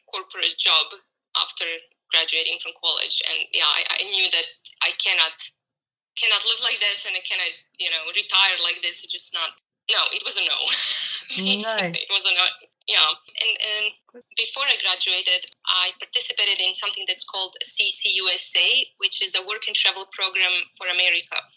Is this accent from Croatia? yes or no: yes; Croatia; moved away as an adult; now in Cape Town, South Africa; I'm 36 years old. Originally, I'm actually from Croatia, Europe. I moved to Cape Town, South Africa, a year ago.